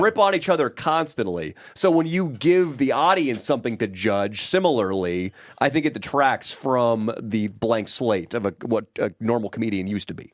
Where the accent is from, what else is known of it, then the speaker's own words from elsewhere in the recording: Sacramento, California, United States; Sacramento, my hometown